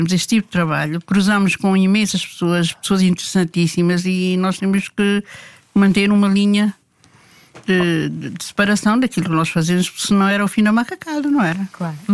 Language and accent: Portuguese; Timor-Leste; born there; Sou luso-timorense.